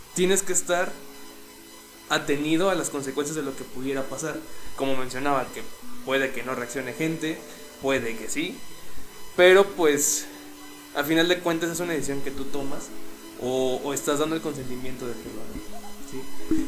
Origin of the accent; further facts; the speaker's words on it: Mexico; todos somos, todos somos mexicanos